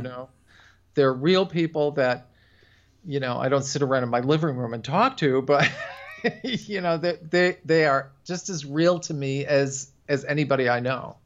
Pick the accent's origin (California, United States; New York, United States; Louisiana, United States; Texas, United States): New York, United States; Buffalo; moved away; I'm from Buffalo originally, so we're very nasal there